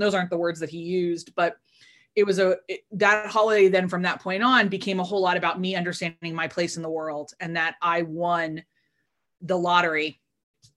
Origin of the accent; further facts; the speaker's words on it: Northeast, United States; I've lived in America my whole life, except for the years that I did study abroads or kind of lived on a visa, but I grew up in the Northeast